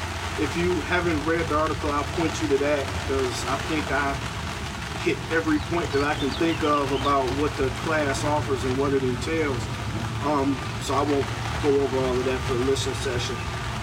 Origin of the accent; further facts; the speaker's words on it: Cleveland, Ohio, United States; moved away as an adult; now in Chicago, United States; Well, I'm from Cleveland. Listeners know that. Ohio originally. And I moved to Chicago about 14 years ago now.